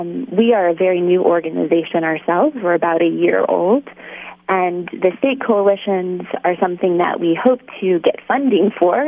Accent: Oklahoma, United States; also born or lived in California; I'm originally from Oklahoma

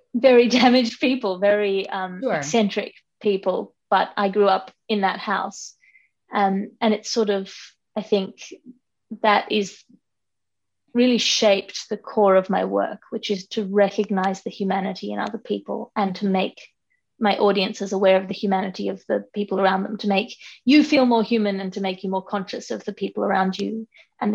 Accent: Sydney, New South Wales, Australia; also born or lived in London; I grew up here in Sydney with my twin brother and my mother and my father

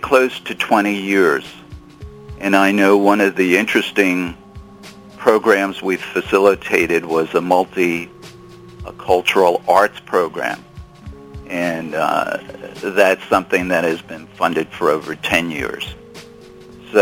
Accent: Long Beach, New York, United States; now in San Juan Capistrano, United States; I grew up on Long Island in a little town called Long Beach, which is about 40,000 people

